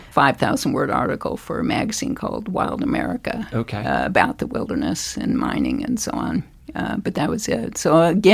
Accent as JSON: {"language": "English", "town": "Douglass", "region": "Kansas", "country": "United States", "tie": "born or raised there", "moved": "as an adult", "lives_now": "Montana, United States", "said": "I'm a Flatlander. I grew up in Douglas, Kansas, okay. Two S's, a small town in south central Kansas."}